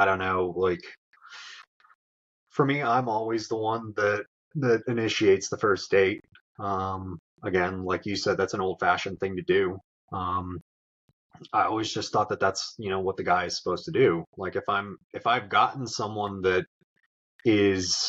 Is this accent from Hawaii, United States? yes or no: no; Florida, United States; moved away as an adult; also born or lived in Charlotte; it's where I was born and raised